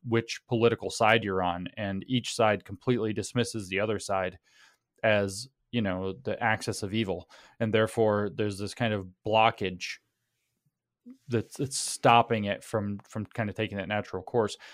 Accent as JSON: {"language": "English", "country": "United States", "said": "those of us who are American"}